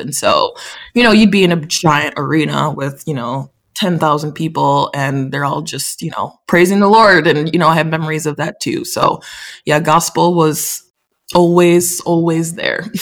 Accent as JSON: {"language": "English", "town": "Big Rapids", "region": "Michigan", "country": "United States", "tie": "born or raised there", "said": "I definitely loved growing up in Big Rapids."}